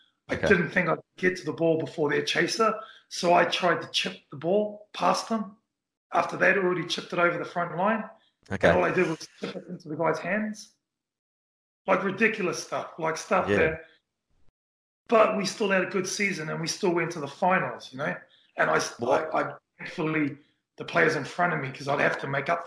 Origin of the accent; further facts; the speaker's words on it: Auckland, New Zealand; as a young Kiwi growing up in Auckland